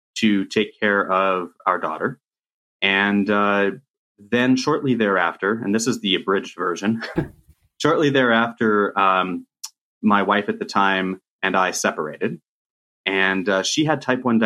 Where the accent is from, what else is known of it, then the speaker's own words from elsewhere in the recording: Riverside, California, United States; you and I grew up in Riverside, California